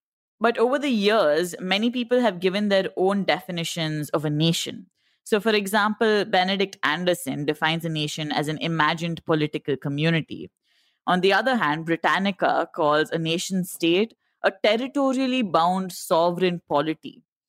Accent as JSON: {"language": "English", "country": "India", "said": "only thing that makes us Indian, apart from our passports, is the fact that we all believe that we're Indian. It's the fact that we all feel something when we sing the national anthem or watch the Indian cricket team."}